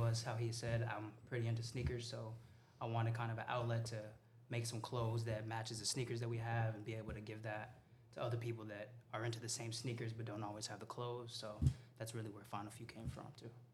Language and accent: English; El Paso, Texas, United States; moved away as an adult; also born or lived in San Antonio; I grew up in El Paso.